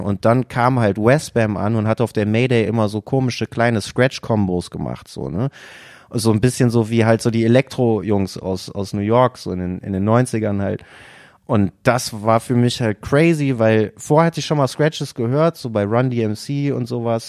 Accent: Haan, North Rhine-Westphalia, Germany; now in Düsseldorf, Germany; Ich bin nicht in Düsseldorf geboren, ich komme aber tatsächlich aus der Umgebung. Ich komme aus Hahn, da bin ich geboren

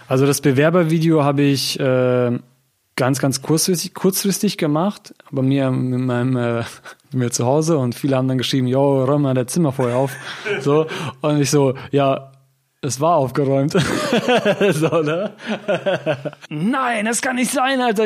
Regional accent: Hann. Münden, Lower Saxony, Germany; now in Göttingen, Germany; ich komme ursprünglich aus Hannmünden

